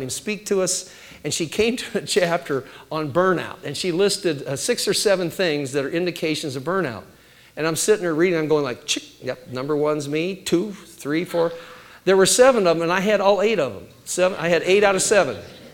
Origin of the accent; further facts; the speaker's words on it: Midwest, United States; I was raised in the Great Mid-Sweat, you know, where it's all humidity